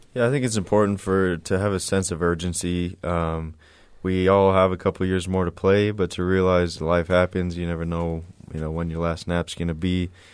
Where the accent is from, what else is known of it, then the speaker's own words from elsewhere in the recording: El Paso, Texas, United States; moved away as an adult; also born or lived in Chandler, Arizona; I went to high school in El Paso, Texas, um, when I graduated, my family moved to Chandler